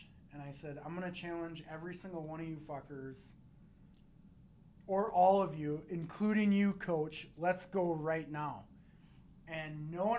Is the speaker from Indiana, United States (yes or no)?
no; Waterloo, Iowa, United States; That's my Iowa. That's Waterloo